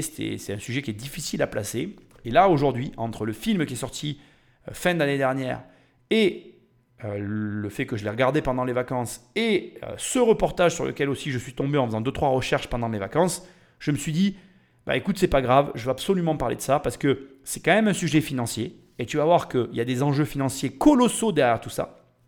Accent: France; on est des Français

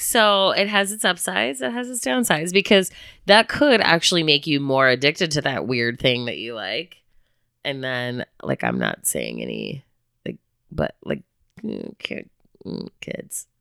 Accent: Chicago, Illinois, United States; also born or lived in Bloomington, Indiana; now in Northwest Arkansas, United States; I'm from Chicago

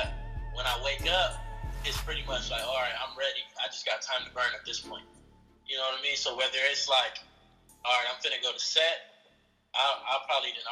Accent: Los Angeles, California, United States; I'm from West LA, to be exact, Mid-City

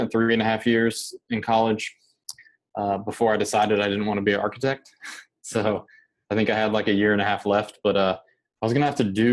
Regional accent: just outside Indianapolis, United States; I grew up in Indiana, just outside of the Indianapolis city limits, in kind of a rural, kind of small town

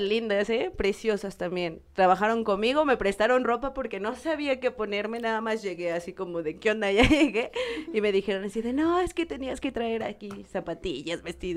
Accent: Puebla, Mexico; soy poblana

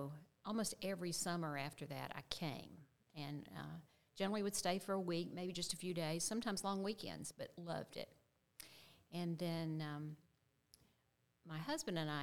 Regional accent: Western North Carolina, United States; moved away as an adult; also born or lived in Charlotte, North Carolina; now in Lowcountry, South Carolina, United States; I am a native of the old Tar Heel State, North Carolina. Born and raised in Western North Carolina

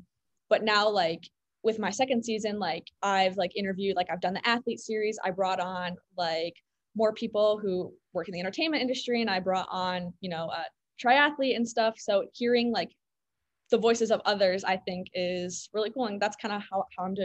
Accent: Chicago, Illinois, United States; I'm from Chicago.

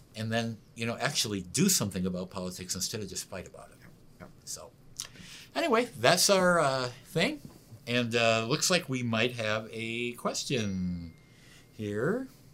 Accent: United States; I'm an American

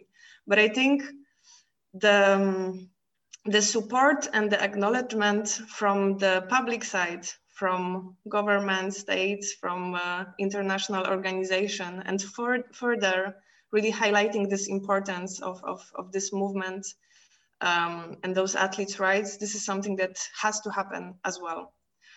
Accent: Poland; now in Brussels, Belgium; I'm from Poland.

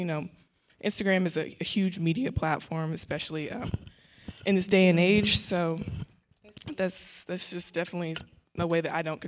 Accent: Oklahoma, United States; I'm actually from Oklahoma, too. I'm a psychology major here at Prairie View.

